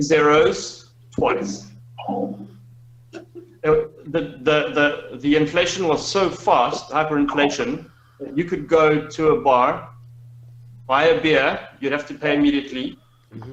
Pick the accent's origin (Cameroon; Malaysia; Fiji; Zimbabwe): Zimbabwe; moved away as an adult; the system of my home country